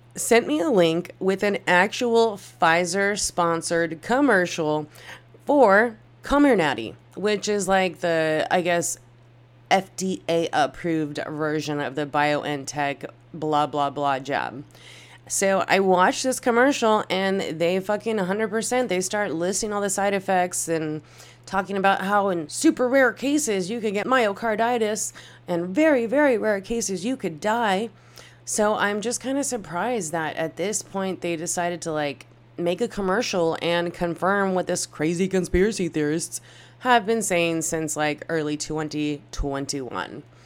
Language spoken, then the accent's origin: English; United States; as an American